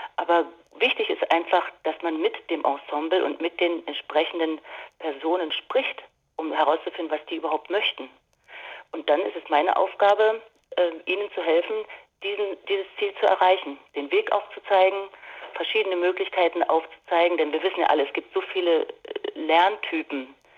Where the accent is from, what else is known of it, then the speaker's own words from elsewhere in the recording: Dortmund, North Rhine-Westphalia, Germany; moved away; in meiner Heimatstadt Dortmund zu sein. Ich habe ja dort lange Jahre gewohnt